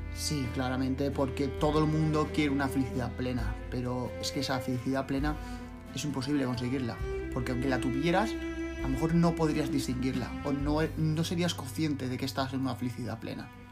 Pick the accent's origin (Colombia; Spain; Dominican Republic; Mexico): Spain; Cuenca, Castilla-La Mancha; also born or lived in Andalusia; now in Valencia, Spain; soy de origen andaluz, pero me he criado en Cuenca, pero ahora vivo en Valencia